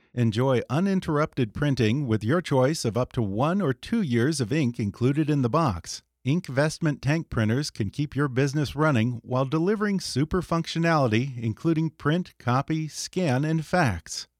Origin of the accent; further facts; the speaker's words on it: outside of Houston, Texas, United States; I grew up outside of Houston in Texas